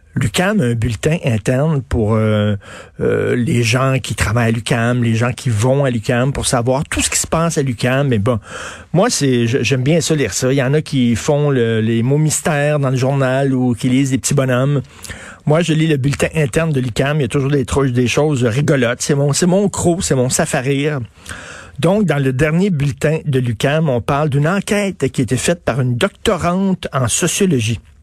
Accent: Quebec, Canada; Les, les Québécois, on est curieux

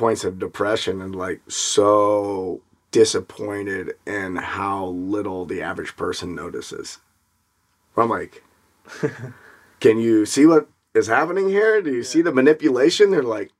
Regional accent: Memphis, Tennessee, United States; I grew up in Memphis, Tennessee, which is 60% black

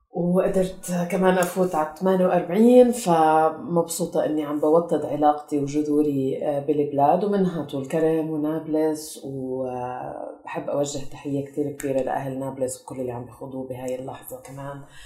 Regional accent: Kuwait; moved away as an adult; also born or lived in Tulkarm, Palestine; now in Amman, Jordan; انا آه، خلقت وربيت بالكويت فهويتنا كانت فلسطينيه

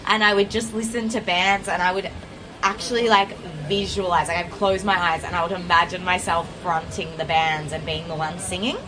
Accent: Mornington Peninsula, Victoria, Australia; I grew up in the Mornington Peninsula

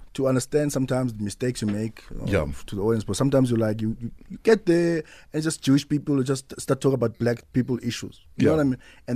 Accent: Eastern Cape, South Africa; now in Cape Town, South Africa; I was born in Cape Town.

